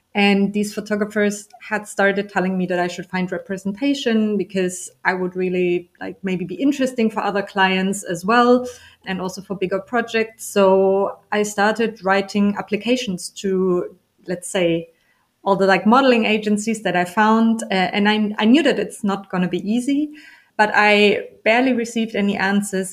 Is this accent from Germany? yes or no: yes; Germany; also born or lived in Berlin; I'm from Germany and I'm in Berlin for about 10 years.